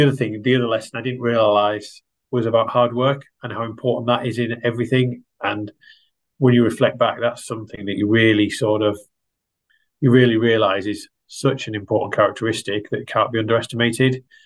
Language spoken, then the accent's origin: English; Yorkshire and the Humber, United Kingdom; moved away as an adult; also born or lived in Bangor, North Wales; I grew up in East Yorkshire, or Humberside as it was then known, just in the shadow of the Humber